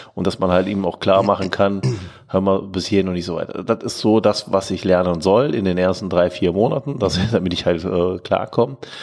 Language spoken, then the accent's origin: German; Germany; als Deutscher